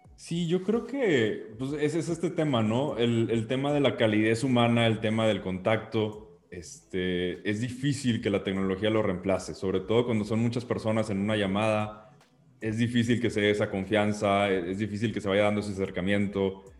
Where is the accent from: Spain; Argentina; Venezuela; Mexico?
Mexico; como mexicanos